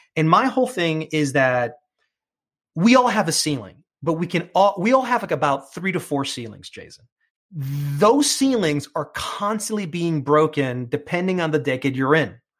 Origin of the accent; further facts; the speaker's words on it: New York City, New York, United States; accent: New York; first language English; I come from Queens